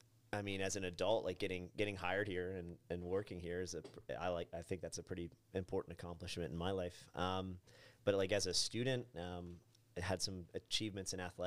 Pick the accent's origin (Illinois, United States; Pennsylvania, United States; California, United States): Pennsylvania, United States; Tyrone; also born or lived in North Carolina; I was born and raised here in Tyrone, and then after college, I went to live in North Carolina, and it was a great time. So great, I left after 1 year and returned.